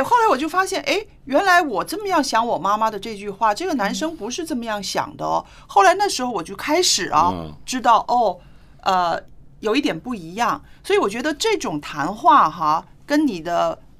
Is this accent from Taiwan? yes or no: no; China; 为什么“早恋”这个词只有我们中国人才有呢？